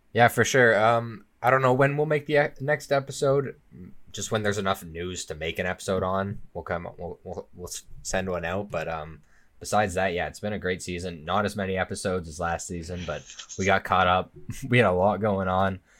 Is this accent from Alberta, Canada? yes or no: yes; Okotoks, Alberta, Canada; in my home, like, in Okotoks, in my hometown